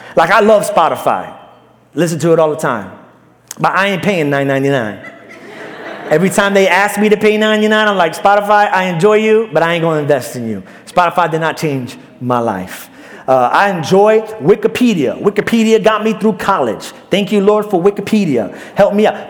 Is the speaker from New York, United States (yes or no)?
yes; New York City, New York, United States; moved away; Mine is Brooklyn